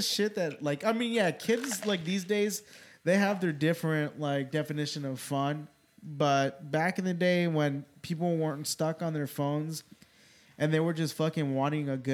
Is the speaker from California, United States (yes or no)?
yes; California, United States; moved away; growing up in California